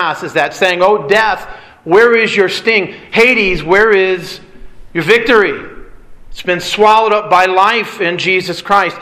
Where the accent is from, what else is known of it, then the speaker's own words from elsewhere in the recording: Michigan, United States; moved away; also born or lived in California; I grew up in Michigan, dealing with tornadoes